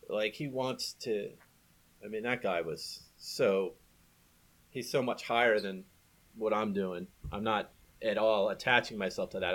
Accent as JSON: {"language": "English", "town": "Nashville", "region": "Tennessee", "country": "United States", "tie": "born or raised there", "also_born_or_lived": "Baltimore", "moved": "yes", "said": "I was born in, in Nashville."}